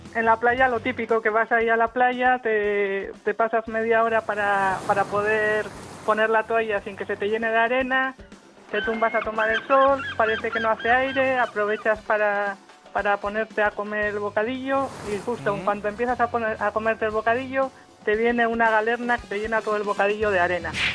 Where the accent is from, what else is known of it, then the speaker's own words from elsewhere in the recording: Basque Country, Spain; now in Santander, Spain; No te he dicho que vivo en Santander, pero soy vasca